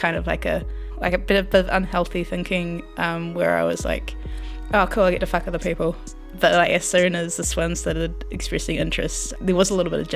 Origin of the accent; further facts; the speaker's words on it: Wairarapa, Wellington, New Zealand; moved away as an adult; I was born in Wellington and then moved to the Wairarapa until I was about 18